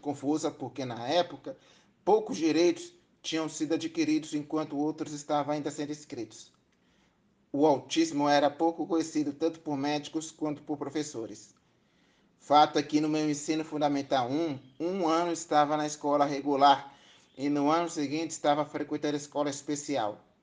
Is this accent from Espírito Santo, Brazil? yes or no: yes; Espírito Santo, Brazil; Nasci no Espírito Santo em 1990